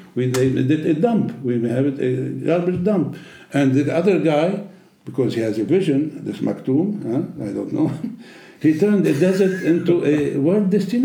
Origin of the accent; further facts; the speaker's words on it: Germany; English is a second language; I was brought up in Europe, in Germany